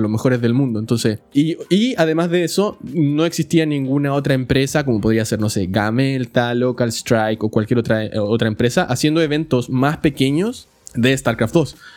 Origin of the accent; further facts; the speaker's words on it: Chile; now in California, United States; yo no vivo en el país donde nací. Yo soy de Chile y vivo en Estados Unidos, en California